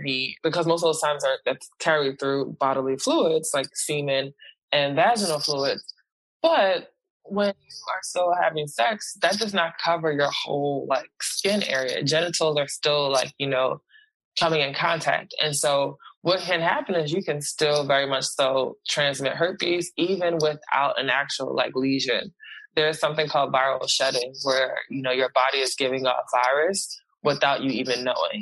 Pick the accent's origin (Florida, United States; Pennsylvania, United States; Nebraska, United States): Pennsylvania, United States; Philadelphia; the community that I was raised in Philly